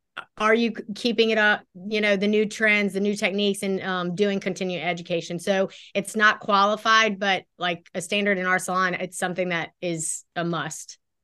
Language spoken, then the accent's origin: English; Baton Rouge, Louisiana, United States; also born or lived in Houston, Texas; I was born in Houston, but moved to Baton Rouge, Baton Rouge, Louisiana when I was about five. So I grew up here in Baton Rouge.